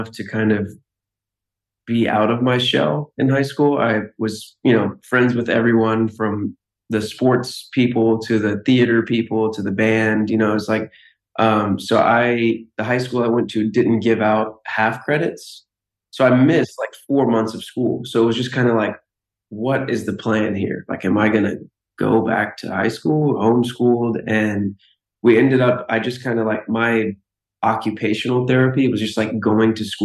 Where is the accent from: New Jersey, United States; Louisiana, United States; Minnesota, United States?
Louisiana, United States; Lafayette; I'm from Louisiana, and the high school I went to is in Louisiana also